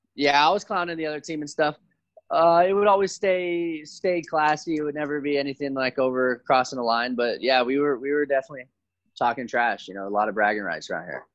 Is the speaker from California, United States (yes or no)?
yes; Santa Monica, California, United States; I grew up in Santa Monica, California, so I'm very blessed to be around there